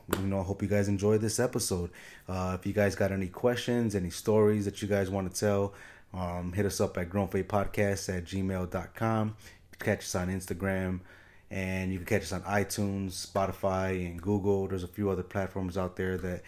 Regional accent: Chicago, Illinois, United States; I grew up in Chicago

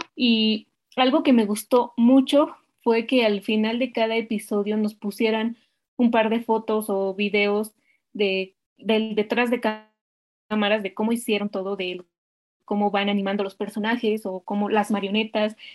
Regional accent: Mexico; nosotros que somos mexicanos

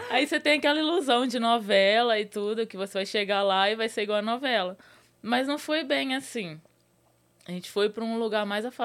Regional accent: Minas Gerais, Brazil; moved away as an adult; also born or lived in Rio de Janeiro; Saí de Minas e fui pro Rio.

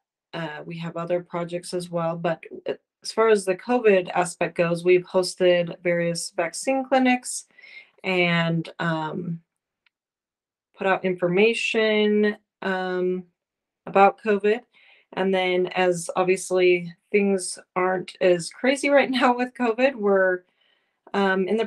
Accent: North Ogden, Utah, United States; also born or lived in Provo, Utah; I am originally from Northern Utah. I grew up in North Ogden

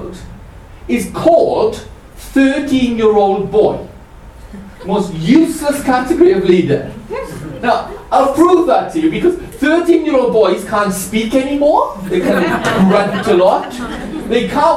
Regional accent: Welsh, Wales, United Kingdom; I'm Welsh.

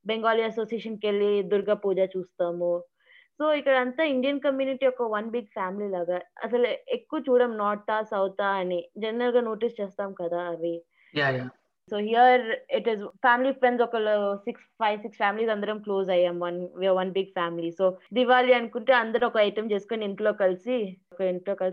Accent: Uganda; also born or lived in Kenya; now in Bangalore, India; నేను యుగాండా ఇంకా కెన్యాలో పెరిగాను నా బ్యాచులర్స్ వచ్చేసి సైకాలజీ సోషాలజీ అండ్ ఇంగ్లీష్ లిటరేచర్లో చేశాను క్రైస్ట్ యూనివర్సిటీ నుంచి బెంగళూరులో

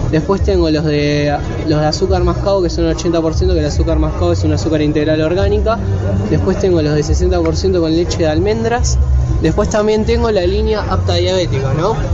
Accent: Quilmes, Buenos Aires Province, Argentina; Porque como la mayoría de acá somos de Quilmes, ¿no?

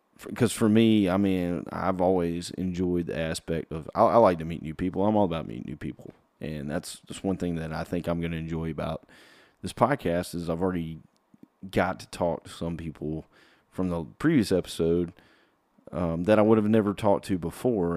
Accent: South Carolina, United States; I'm from from South Carolina, so I've always, uh, grew up going to Clemson games

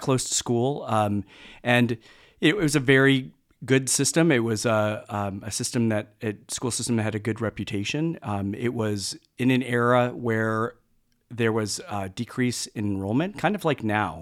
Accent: Mount Prospect, Illinois, United States; originally from, uh, Mount Prospect, Illinois, so it's a northwest suburb of the Chicago area

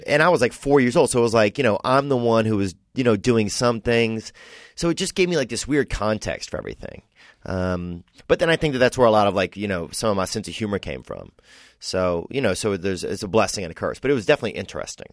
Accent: Covington, Louisiana, United States; now in Los Angeles, United States; From Covington, Louisiana.

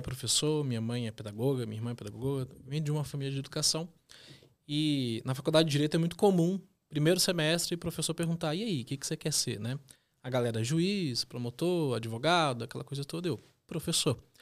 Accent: northern Minas Gerais, Brazil; moved away as an adult; also born or lived in Londrina, Paraná; now in Curitiba, Brazil; vim lá do norte de Minas Gerais para poder estudar em Londrina, norte do Paraná, fazer a faculdade

